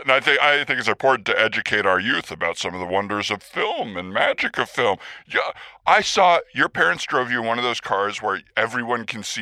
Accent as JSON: {"language": "English", "country": "United States", "tie": "born there", "said": "No, no. I was born in the United States."}